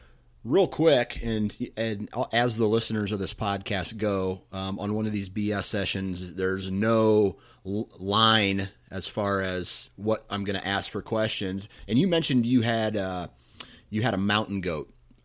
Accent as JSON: {"language": "English", "region": "Iowa", "country": "United States", "said": "And I'm from Iowa. I think our highest elevation is 500 feet, maybe 1200, I think somewhere in between there."}